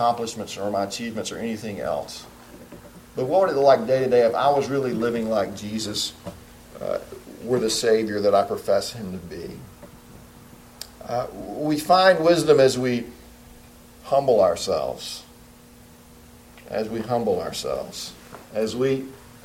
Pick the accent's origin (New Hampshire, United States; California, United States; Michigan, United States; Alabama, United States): Alabama, United States; also born or lived in Boone, North Carolina; now in Spartanburg, United States; They always had about a 20-acre garden that made me slave in every summer in the hot Alabama